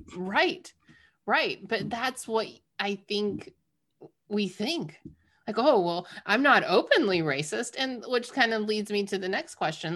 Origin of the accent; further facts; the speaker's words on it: the South, United States; growing up in the South